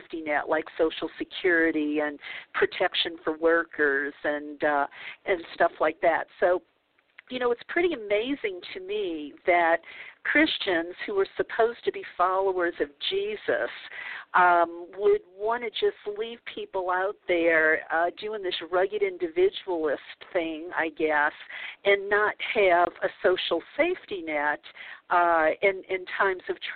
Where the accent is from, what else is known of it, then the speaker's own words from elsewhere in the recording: New Orleans, Louisiana, United States; I grew up in the Bible Belt of New Orleans